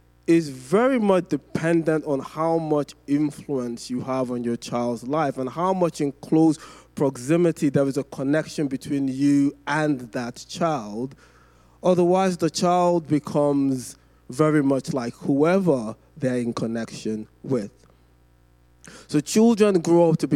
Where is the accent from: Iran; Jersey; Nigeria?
Nigeria; growing up in Nigeria.